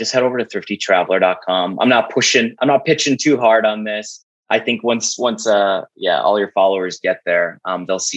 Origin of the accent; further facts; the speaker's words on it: Fargo, North Dakota, United States; my hometown, Fargo, North Dakota